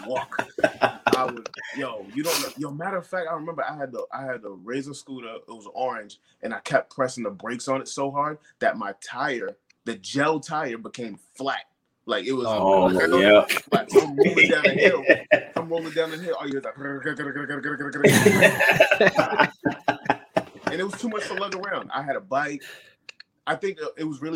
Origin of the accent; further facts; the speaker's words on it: Brockton, Massachusetts, United States; growing up in Brockton